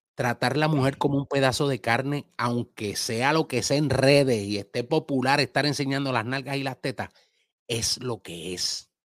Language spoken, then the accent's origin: Spanish; Puerto Rico; now in Dominican Republic; Mi bandera puertorriqueña va en unos lugares y en unas cosas como mi amor patrio y mi tierra